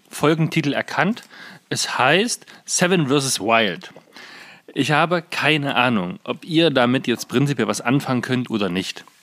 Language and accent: German; Saxony-Anhalt, Germany; gibt es einen jungen Mann aus Magdeburg, was ja quasi die Landeshauptstadt von Sachsen-Anhalt ist. Und wir sind ja aus Sachsen-Anhalt.